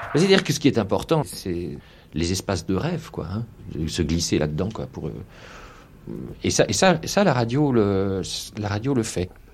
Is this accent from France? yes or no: yes; Brittany, France; je suis breton